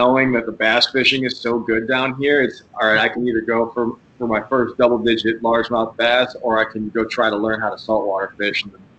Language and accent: English; Ohio, United States; moved away as an adult; now in Florida, United States; I'm from Ohio originally, and I grew up walleye fishing and got into bass fishing once I got in my teens. But pretty much since I've been down here